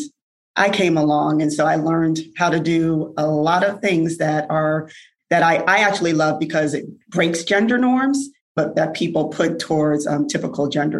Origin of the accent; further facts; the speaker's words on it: New Haven, Connecticut, United States; growing up in New Haven, Connecticut